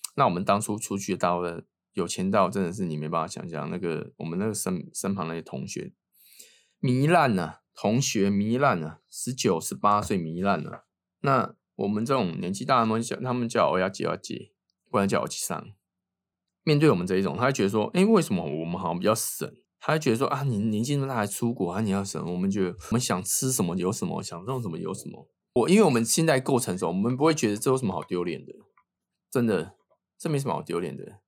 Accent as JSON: {"language": "Chinese", "country": "Taiwan", "moved": "yes", "said": "我是台湾人"}